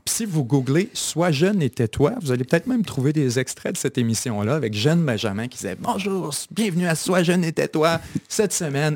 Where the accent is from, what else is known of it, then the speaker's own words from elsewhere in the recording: Kamouraska, Bas-Saint-Laurent, Quebec, Canada; also born or lived in Chicoutimi, Quebec / Ottawa, Ontario; j'ai grandi au Kamouraska largement, dans différents villes du Kamouraska